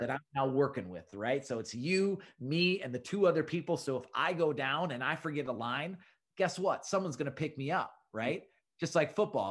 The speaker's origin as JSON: {"language": "English", "town": "Minneapolis", "region": "Minnesota", "country": "United States", "tie": "born or raised there", "said": "I'm from Minneapolis and I've grown up in Minneapolis my whole life"}